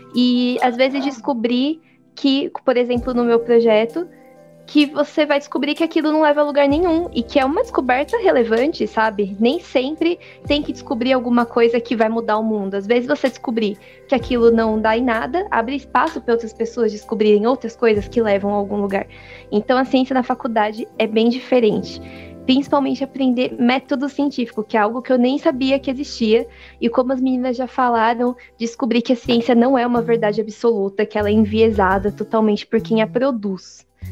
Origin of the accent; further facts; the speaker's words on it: São Paulo, Brazil; Eu sou de São Mateus, Zona Leste, periferia de São